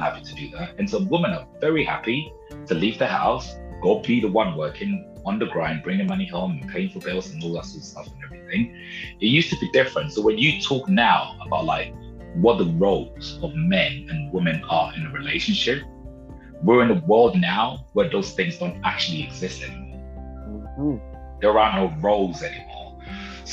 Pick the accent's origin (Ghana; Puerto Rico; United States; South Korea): Ghana; I was born in Ghana, in West Africa